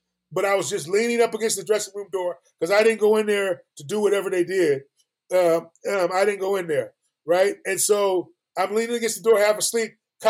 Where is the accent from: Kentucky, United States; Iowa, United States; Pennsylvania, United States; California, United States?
California, United States; San Francisco; I grew up in California.